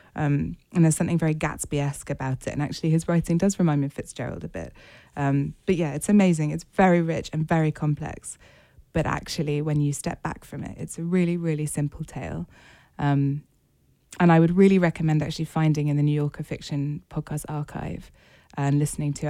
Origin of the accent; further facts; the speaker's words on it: United Kingdom; as a British reader and writer